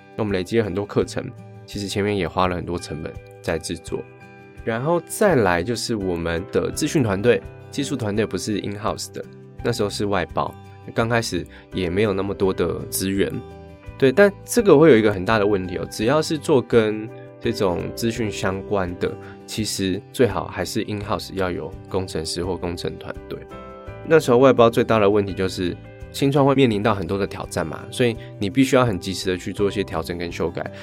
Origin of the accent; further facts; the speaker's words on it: Taitung, Taitung County, Taiwan; moved away as an adult; also born or lived in Taichung; 因为我小时候生活在台东，然后大学在台中读书